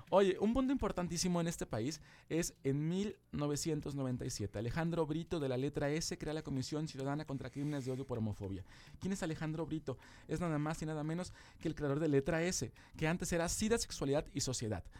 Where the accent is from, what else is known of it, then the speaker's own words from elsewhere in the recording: Poza Rica, Veracruz, Mexico; soy de Poza Rica